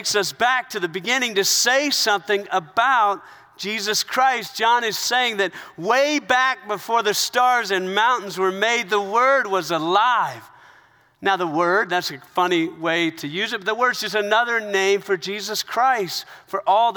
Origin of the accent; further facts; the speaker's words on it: South Carolina, United States; I was raised in South Carolina. I was raised in the South